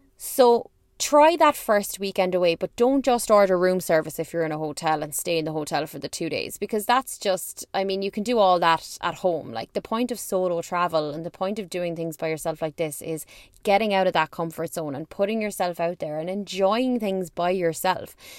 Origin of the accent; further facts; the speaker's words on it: Ireland; I'm from Ireland